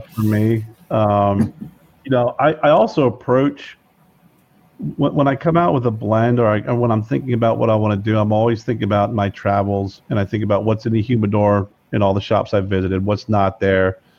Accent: Lebanon, Pennsylvania, United States; I'm from Lebanon, Pennsylvania, which is Lebanon, Lancaster area

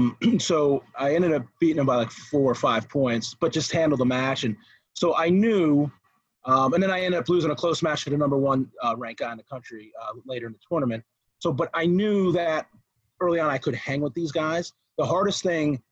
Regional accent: New Jersey, United States; moved away; also born or lived in Clarion, Pennsylvania; So where I grew up in Jersey was actually in, I grew up on the coast.

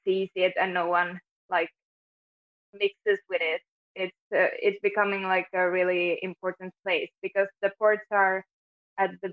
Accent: Finland; moved away as an adult; now in Stockholm, Sweden; I was born in Finland and I lived there all my life until I moved to Stockholm 5 years ago

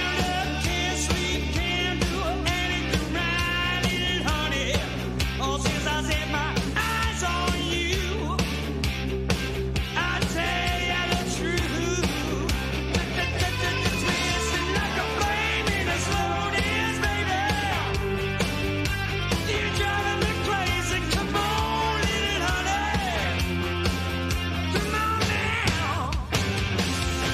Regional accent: Louisiana, United States; moved away; I come from Louisiana

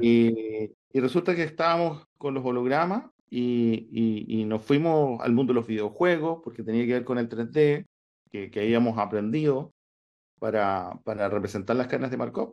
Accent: San Pablo, Los Lagos, Chile; moved away; yo soy del sur de Chile, un pueblito que se llama San Pablo, está cerca de Osorno.

